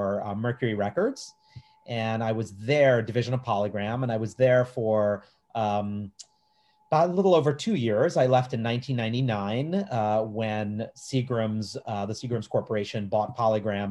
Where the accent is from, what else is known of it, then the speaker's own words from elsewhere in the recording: New York City, New York, United States; I was born here in New York City